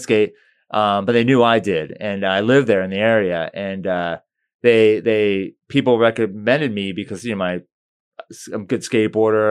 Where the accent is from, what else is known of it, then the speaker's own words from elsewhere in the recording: St. Petersburg, Florida, United States; also born or lived in Brandon, Florida; Saint P's my hometown. You know, I grew up, I was born there.